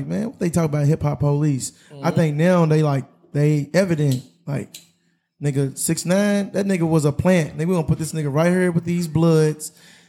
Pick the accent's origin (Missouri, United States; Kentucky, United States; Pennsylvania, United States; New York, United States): Kentucky, United States; Louisville; We come from Louisville.